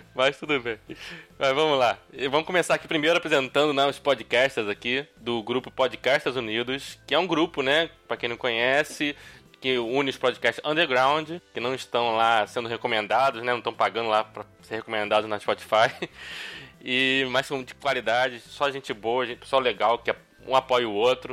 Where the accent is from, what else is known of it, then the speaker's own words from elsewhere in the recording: Niterói, Rio de Janeiro, Brazil; now in Rio de Janeiro, Brazil; Sou de Niterói, na verdade. Moro aqui no Rio, mas sou de Niterói.